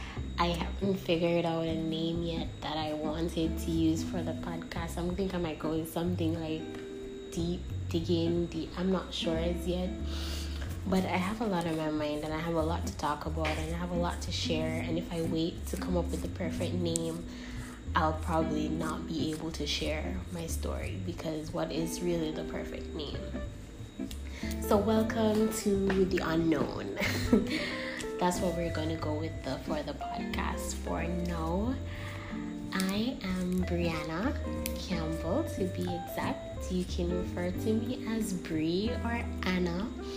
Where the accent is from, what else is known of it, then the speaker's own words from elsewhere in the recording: St. Ann, Saint Ann, Jamaica; So I was born on August 13th, 1998, in Stairtown, St. Anne.